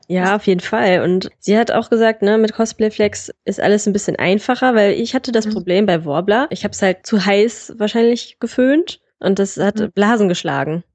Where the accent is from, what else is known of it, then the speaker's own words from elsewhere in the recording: Solingen, North Rhine-Westphalia, Germany; ich komme aus Solingen